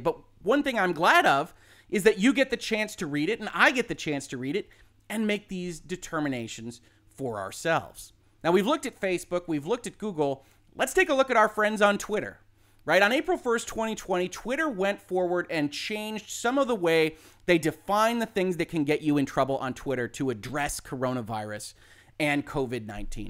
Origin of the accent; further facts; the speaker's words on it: Michigan, United States; I'm from Michigan